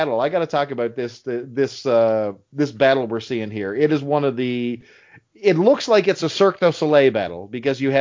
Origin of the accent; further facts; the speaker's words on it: Canada; us Canadians